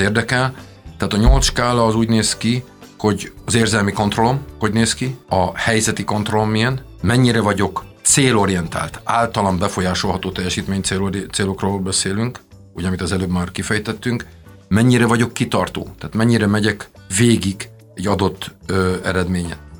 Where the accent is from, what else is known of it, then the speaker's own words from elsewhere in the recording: Transylvania, Romania; first language Hungarian; moved away as an adult; also born or lived in Austria / United States; now in Hungary; ahol születtünk